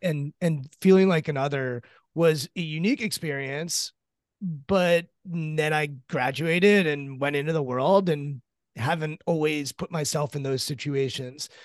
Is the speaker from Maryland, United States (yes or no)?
yes; Maryland, United States; I'm from Maryland. I grew up about twenty minutes outside of College Park, Maryland